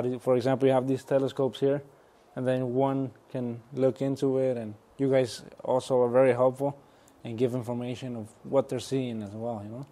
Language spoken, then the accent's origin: English; Nayarit, Mexico; my hometown, my home state, Nayarit, in Mexico